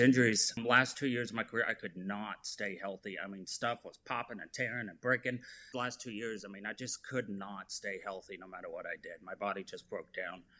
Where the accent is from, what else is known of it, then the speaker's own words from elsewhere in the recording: Orange County, California, United States; now in Texas, United States; I grew up in Orange County, California